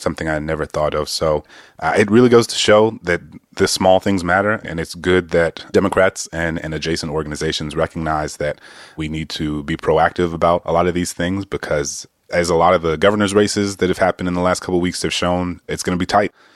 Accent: New Orleans, Louisiana, United States; I grew up in New Orleans

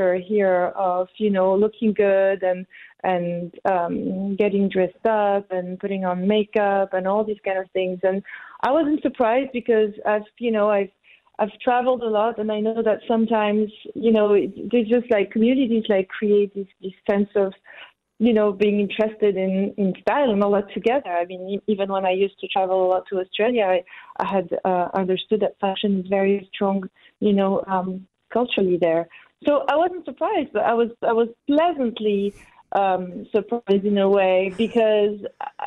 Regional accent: Corsica, France; now in New Zealand; I was born on an island. I come from Corsica

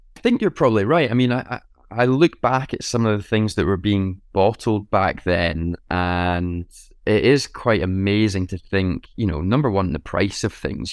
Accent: Scotland, United Kingdom; being Scottish, having a, a, a family that's steeped in whiskey history

